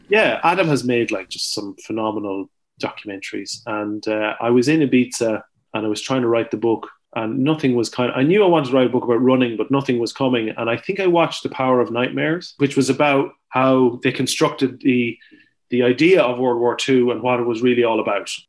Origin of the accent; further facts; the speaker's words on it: Ireland; as an Irish person